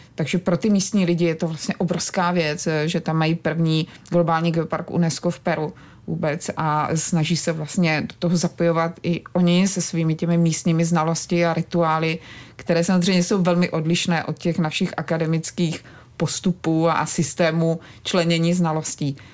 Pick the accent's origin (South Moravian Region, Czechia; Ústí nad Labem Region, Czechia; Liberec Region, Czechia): South Moravian Region, Czechia; Brno; vyrůstala jsem vlastně v Brně